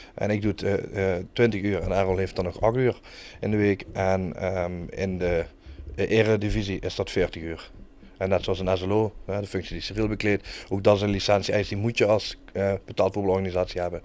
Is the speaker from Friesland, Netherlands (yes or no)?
no; Kerkrade, Limburg, Netherlands; moved away as an adult; now in Heerlen, Netherlands; Ik kom uit ik Kerk Jong. Uh, geboren en getogen, woon tegenwoordig op hele baan, tegen mijn zin.